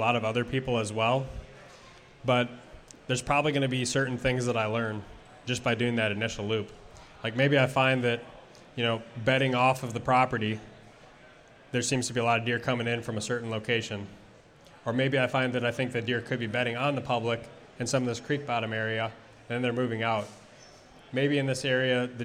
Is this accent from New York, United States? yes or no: no; Wisconsin, United States; now in Minnesota, United States; I grew up in Wisconsin